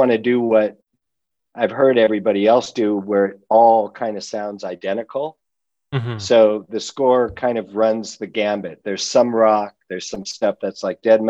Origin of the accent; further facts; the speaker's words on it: Los Angeles, California, United States; I grew up in the San Fernando Valley, just outside of L.A.